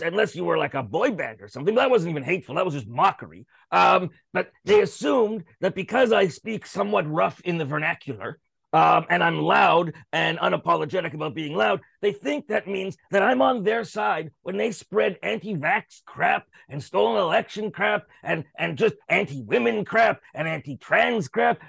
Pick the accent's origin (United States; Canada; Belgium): Canada; I'm a Canadian, Canadian show business.